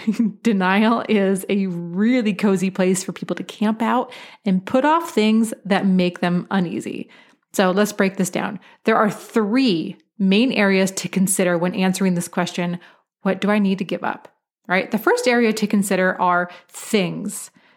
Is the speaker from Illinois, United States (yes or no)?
no; Portland, Oregon, United States; I grew up in Portland, Oregon, which has a wonderful wine industry